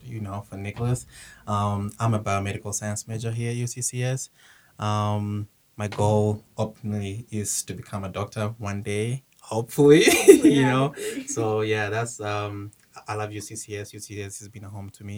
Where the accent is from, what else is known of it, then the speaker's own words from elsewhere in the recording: Kenya; now in United States; I was born in Kenya. I moved to the United States in 2010.